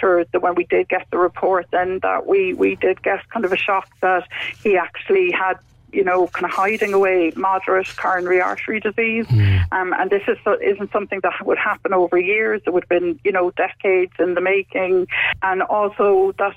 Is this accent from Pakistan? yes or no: no; Cork, Munster, Ireland; now in Wicklow, Ireland; We're from Cork originally, both of us, but we're settled in Wicklow